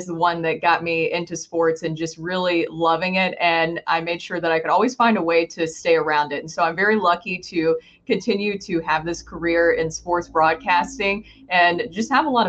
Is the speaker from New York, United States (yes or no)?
no; Murfreesboro, Tennessee, United States; moved away as an adult; now in St. Louis, United States; I was born and raised in Murfreesboro, Tennessee. It's right outside of Nashville, Tennessee. And I moved here to St. Louis about 5 years ago now for the job.